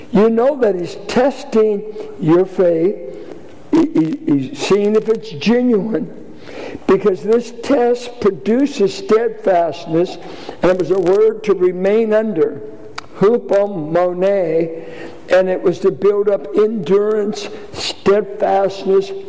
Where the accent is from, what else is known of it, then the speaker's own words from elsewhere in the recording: Richmond, Virginia, United States; I grew up in Richmond playing basketball, street ball